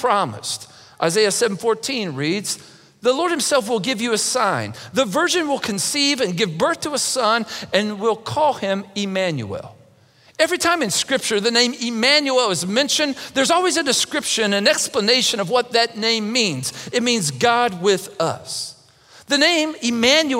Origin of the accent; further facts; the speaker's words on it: Mason County, Kentucky, United States; I grew up in Mason County, Kentucky